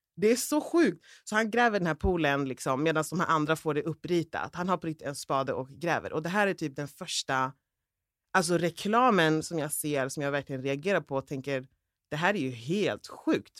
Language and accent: Swedish; Uppsala, Uppsala County, Sweden; jag är från orten också, vi är från Gottsunda från början.